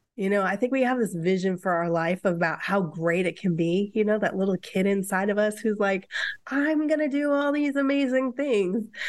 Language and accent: English; Midwest, United States; now in Seattle, United States; I'm from the Midwest, where relationships are deeper than